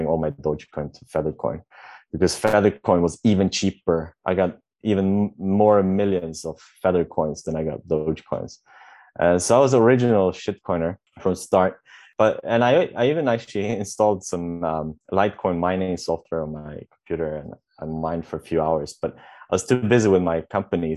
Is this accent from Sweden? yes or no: yes; Sweden; moved away as an adult; now in Vietnam; I'm from Sweden, born and raised. My parents are Polish, and I'm currently living in Vietnam since a couple of years